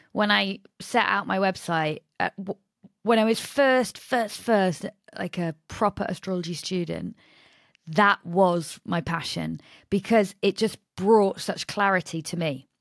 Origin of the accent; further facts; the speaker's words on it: Nottingham, East Midlands, United Kingdom; I'm from Nottingham